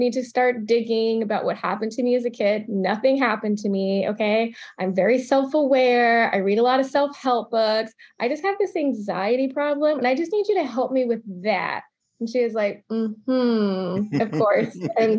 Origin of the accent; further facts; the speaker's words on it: Charlottesville, Virginia, United States; also born or lived in Georgia / Maryland; So I grew up in the South. Little bit all over. Started in Charlottesville, Virginia, moved to Georgia, spent some time in Atlanta, then Augusta, then was in Maryland for a second and came back to Virginia.